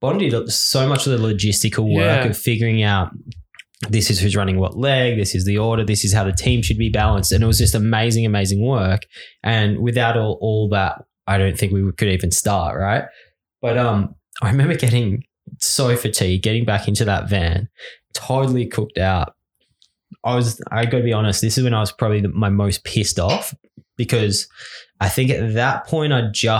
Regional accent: Australia; growing up in Australia

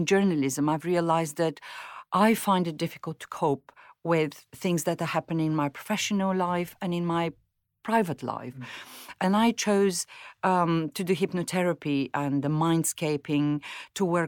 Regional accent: Bulgaria; English is a second language; moved away as an adult; also born or lived in Mozambique / Moscow; now in United Kingdom; in Bulgaria, when I grew up in the 70s and 80s, we were poor

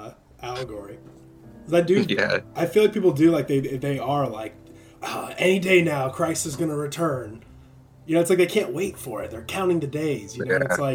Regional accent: Champaign, Illinois, United States; also born or lived in San Diego, California / Los Angeles, California; now in Nashville area, United States; I've just always been a city boy. I'm a born and raised, like, you know, my hometown wasn't like, it wasn't Chicago, but it was a big city in Illinois, like Champaign, Illinois. It's like a big college town.

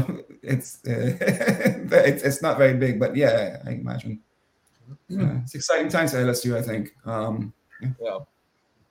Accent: Trinidad & Tobago; I'm from Trinidad and Tobago

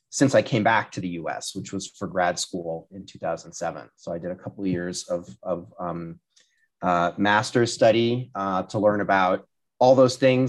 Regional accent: Rhode Island, United States; moved away; also born or lived in Washington, District of Columbia, United States; I'm from Rhode Island. Well, born Rhode in Island. DC, but yeah, I'm a Rhode Islander

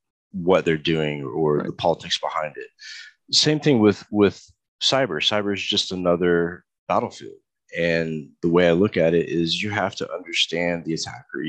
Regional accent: Texas, United States; I grew up in Texas, so I did a lot of rodeo back then too

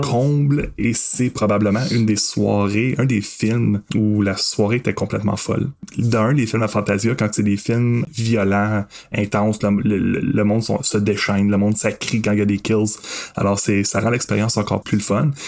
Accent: Masson-Angers, Quebec, Canada; j'ai grandi à Masson-Angers. Ah ouais. dans un petit village à l'extérieur

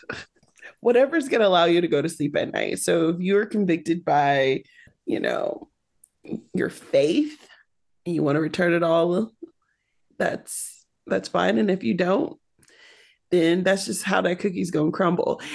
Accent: Michigan, United States; growing up in Michigan, you're either a Michigan fan or a Michigan State fan.

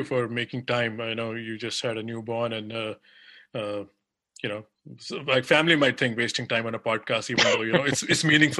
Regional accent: Delhi, India; you are a fellow Dilliwala like me

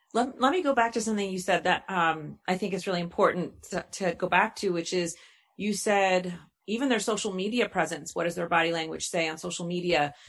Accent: New York, United States; moved away; I'm originally from New York

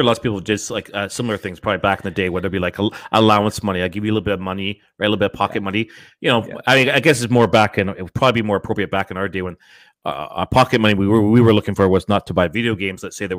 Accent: Scarborough, Ontario, Canada; Yeah, because I was just south of Ellesmere, just off of Scarborough Golf Club Road there.

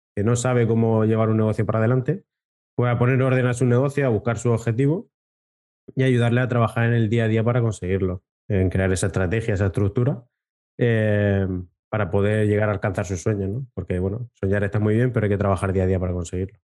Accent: Region of Murcia, Spain; yo que soy más de Murcia que de la leche

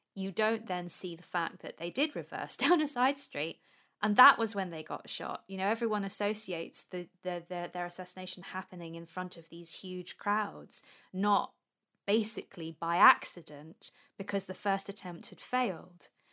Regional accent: England, United Kingdom

